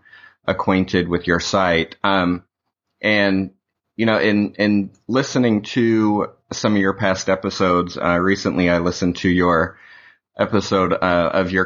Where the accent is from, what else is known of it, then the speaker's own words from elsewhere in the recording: Utah, United States; I grew up in Utah